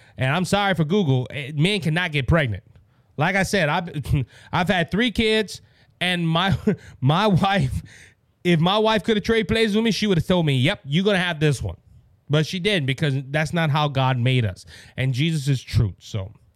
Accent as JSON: {"language": "English", "area": "Cajun", "region": "Louisiana", "country": "United States", "said": "I'm the …"}